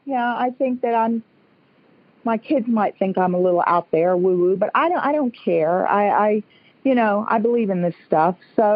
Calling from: St. Augustine, Florida, United States; I'm calling from St. Augustine, Florida.

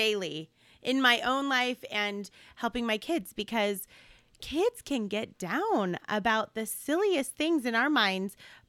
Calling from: California, United States; I'm calling in from California today

